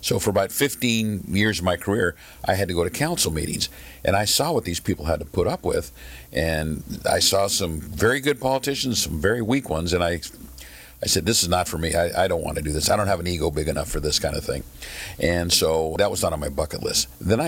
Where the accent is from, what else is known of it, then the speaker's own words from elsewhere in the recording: Burbank, California, United States; also born or lived in Orange County, California; I grew up in Burbank, so I didn't have a whole lot of knowledge about Orange County.